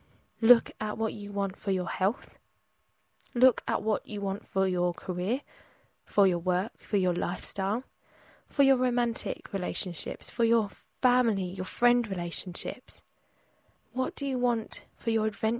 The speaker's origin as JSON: {"language": "English", "region": "England", "country": "United Kingdom", "tie": "born or raised there", "said": "Growing up in England"}